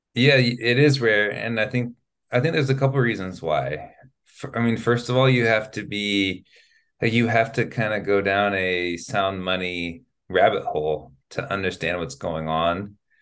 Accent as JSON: {"language": "English", "town": "Sacramento", "region": "California", "country": "United States", "tie": "born or raised there", "first_language": "English", "moved": "as an adult", "lives_now": "Spain", "said": "I'm from California, I'm from Sacramento. And so to be from Sacramento, California, to be born there"}